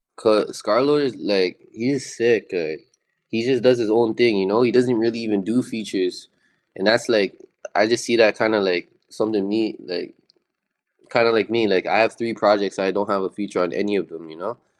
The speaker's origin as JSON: {"language": "English", "town": "Toronto", "region": "Ontario", "country": "Canada", "tie": "born or raised there", "said": "I'm from Toronto."}